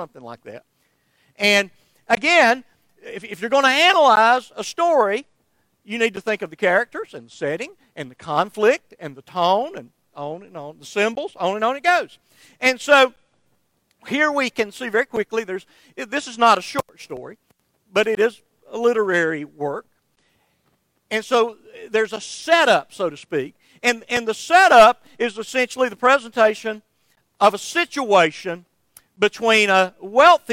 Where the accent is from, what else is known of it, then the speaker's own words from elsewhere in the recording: Somerville, Georgia, United States; my hometown of Somerville, Georgia